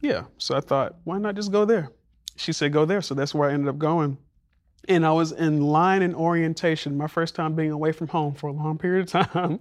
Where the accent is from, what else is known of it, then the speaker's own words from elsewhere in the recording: Montgomery, Alabama, United States; moved away; growing up in Montgomery